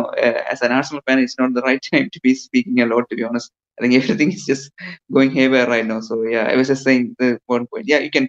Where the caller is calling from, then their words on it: India; I'm calling from India.